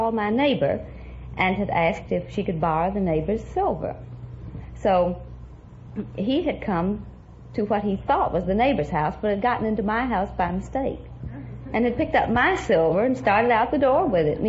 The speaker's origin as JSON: {"language": "English", "town": "Corsicana", "region": "Texas", "country": "United States", "said": "Corsicana, Texas."}